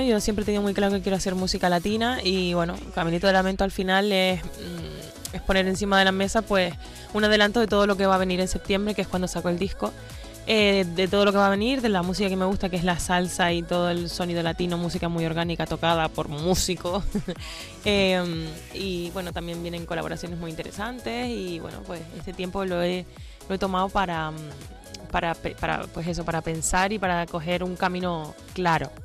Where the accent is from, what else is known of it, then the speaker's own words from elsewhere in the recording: Canary Islands, Spain; hago cositas en Canarias también, en mi tierra